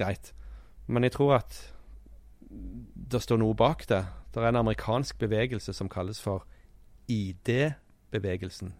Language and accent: Norwegian; Sandnes, Rogaland, Norway; moved away; Jeg kom jo fra Sandnes